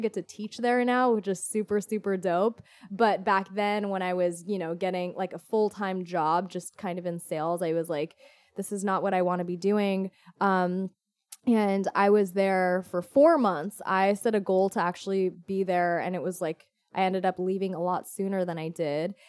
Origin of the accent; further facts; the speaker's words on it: Orange County, California, United States; I'm originally from Orange County, born and raised